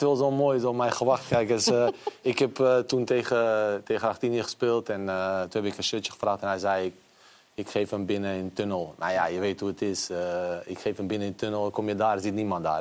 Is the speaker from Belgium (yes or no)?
no; Bosnia & Herzegovina; now in Netherlands; ik ben in Bosnië geboren.